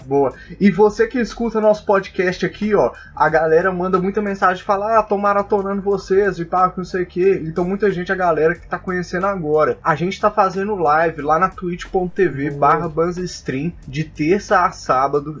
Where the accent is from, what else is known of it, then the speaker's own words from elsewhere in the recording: Belo Horizonte, Minas Gerais, Brazil; Nós somos de BH também